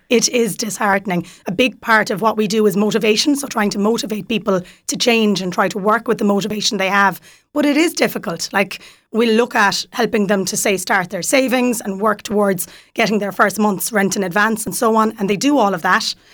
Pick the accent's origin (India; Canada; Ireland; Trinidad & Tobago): Ireland; Kerry, Munster; moved away as an adult; now in Waterford, Ireland; I'm from Kerry originally. I'm in Waterford six years.